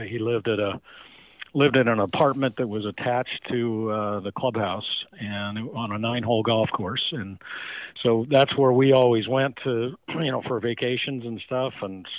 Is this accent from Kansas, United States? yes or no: no; Baker City, Oregon, United States; Baker City, Oregon.